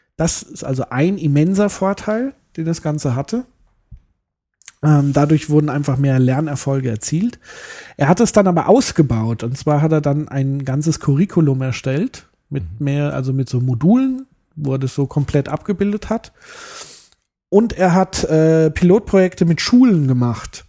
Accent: Germany; ich bin ein Deutscher, der Spanisch lernen will

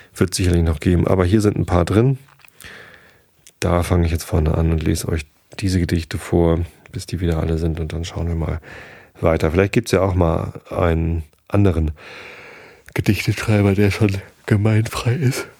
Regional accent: Tostedt, Lower Saxony, Germany; Abi-Party bei uns in Tosted

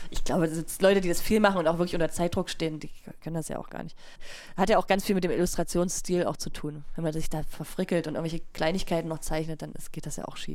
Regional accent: Leipzig, Saxony, Germany; ich komme ja aus Sachsen

